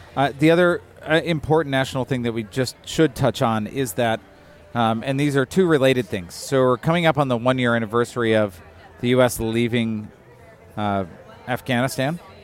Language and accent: English; outside of Detroit, Michigan, United States; moved away; I grew up outside of Detroit